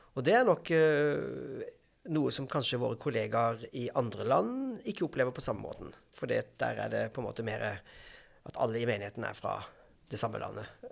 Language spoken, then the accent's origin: Norwegian; Grimstad, Agder, Norway; also born or lived in London / Stavanger / Bergen / Porsgrunn; now in Bærum, Norway; Jeg kommer fra Grimstad i Agder